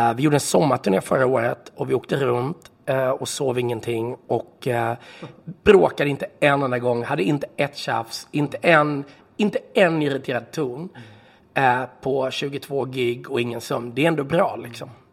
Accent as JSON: {"language": "Swedish", "town": "Varberg", "region": "Halland County", "country": "Sweden", "tie": "born or raised there", "said": "så växte jag upp i Varberg"}